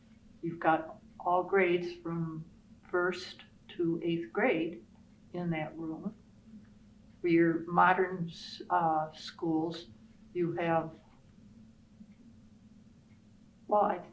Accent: Sycamore, Illinois, United States; North Grove, one room school out on Brickville Road in Sycamore

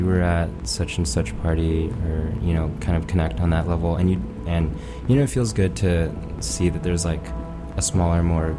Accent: Los Angeles, California, United States; also born or lived in New York; now in San Francisco, United States; I'm from Los Angeles

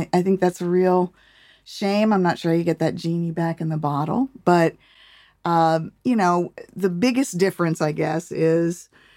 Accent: United States; I grew up in Washington.

